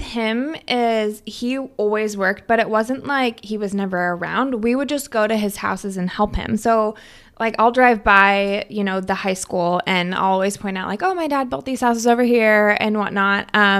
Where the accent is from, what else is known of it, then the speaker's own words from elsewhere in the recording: Stanwood, Washington, United States; So I grew up in Stanwood. So just, I mean, you have to drive through Stanwood to get here to Camino.